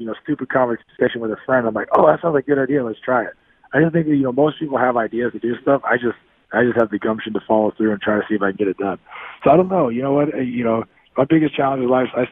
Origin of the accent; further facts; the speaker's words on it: Bay Area, California, United States; also born or lived in Texas; I grew up in California. I'm a Bay Area kid